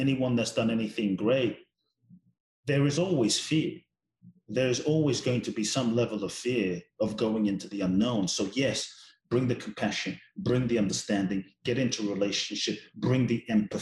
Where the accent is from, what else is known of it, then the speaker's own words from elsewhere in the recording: London, United Kingdom; I grew up in London. My father's from Ghana, my mother's Japanese